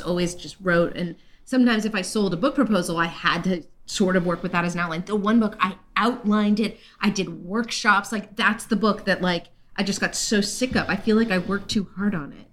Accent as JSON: {"language": "English", "region": "California", "country": "United States", "said": "I'm from California."}